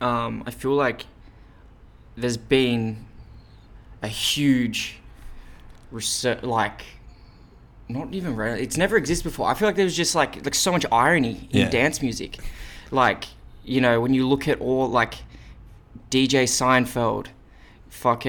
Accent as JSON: {"language": "English", "town": "Wollongong", "region": "New South Wales", "country": "Australia", "moved": "as an adult", "lives_now": "Sydney, Australia", "said": "I'm from Wollongong"}